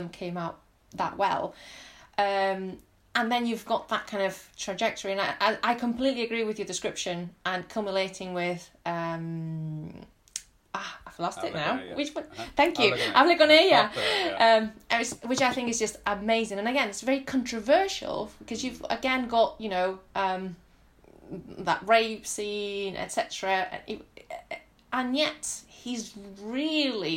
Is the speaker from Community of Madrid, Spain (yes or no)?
no; near Barcelona, Catalonia, Spain; moved away; I'm Catalan. I was born in near Barcelona. My parents are from southern Spain